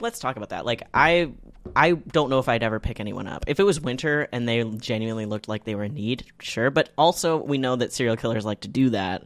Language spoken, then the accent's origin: English; Canada; as a Canadian